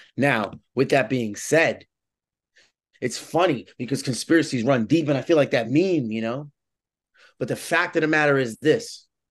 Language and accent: English; New York City, New York, United States; I'm originally from the Bronx